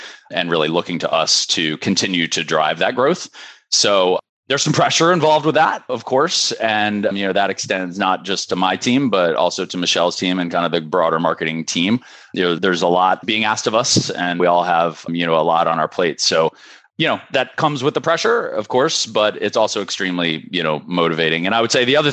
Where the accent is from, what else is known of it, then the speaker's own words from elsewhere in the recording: Darnestown, Maryland, United States; I am based in Darnestown, Maryland, which is about 10 minutes from where I'm from. So I've been here, you know, essentially my whole life